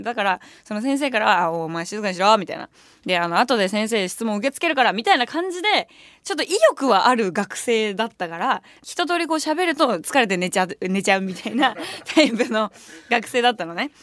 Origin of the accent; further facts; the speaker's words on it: Tokyo, Japan; 東京で生まれ育ってるから